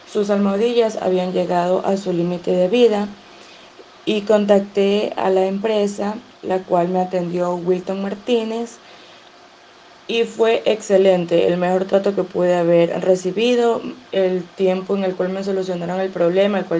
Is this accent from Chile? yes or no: no; Ecuador; soy de Ecuador